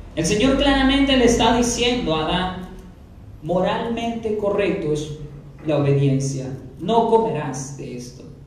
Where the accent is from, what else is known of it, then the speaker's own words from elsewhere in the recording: Peru; como pueblo peruano